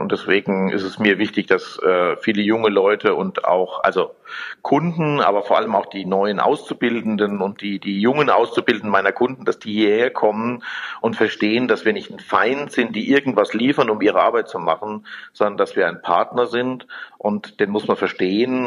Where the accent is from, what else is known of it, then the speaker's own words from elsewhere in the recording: Germany; habe eher eine Verantwortung als Deutscher